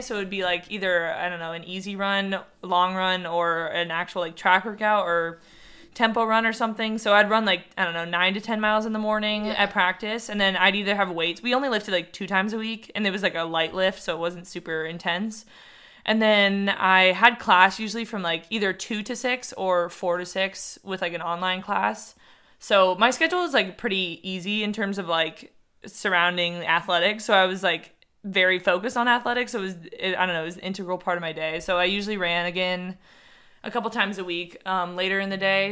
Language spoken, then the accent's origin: English; San Diego, California, United States; I grew up in San Diego.